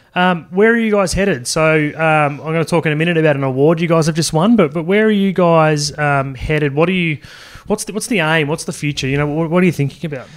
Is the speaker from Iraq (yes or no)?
no; Sydney, New South Wales, Australia; I grew up in Sydney